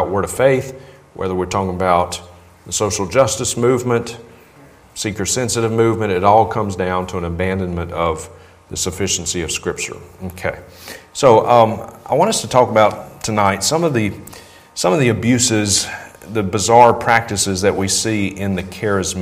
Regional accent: Vicksburg, Mississippi, United States; my hometown at the time, Vicksburg, Mississippi.

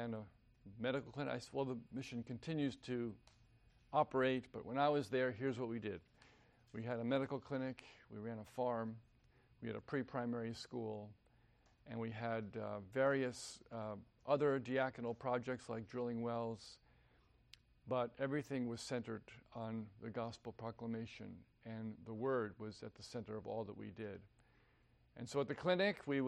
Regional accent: New Jersey, United States; moved away as an adult; also born or lived in Vienna, Virginia; I was born and raised in New Jersey

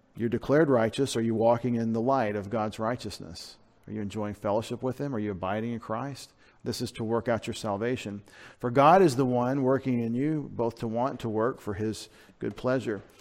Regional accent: United States; I'm an American

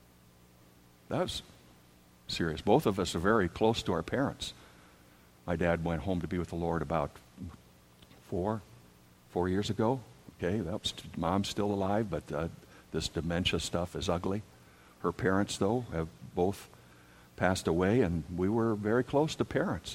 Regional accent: Wisconsin, United States; also born or lived in Dubuque, Iowa / Milwaukee, Wisconsin; we grew up in Wisconsin

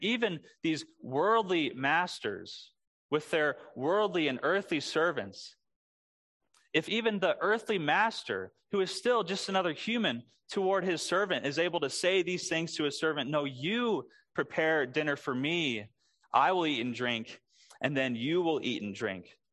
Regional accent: Springfield, Missouri, United States; moved away; my first big job growing up in Springfield, Missouri. That's where I'm from

